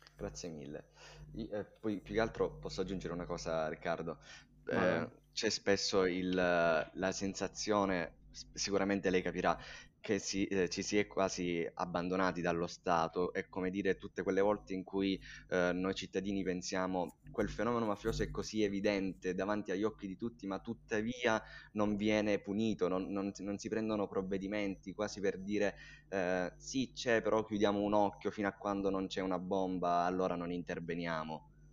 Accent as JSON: {"language": "Italian", "area": "Linguaglossa, province of Catania", "region": "Sicily", "country": "Italy", "said": "io vengo da un, da un paese siciliano"}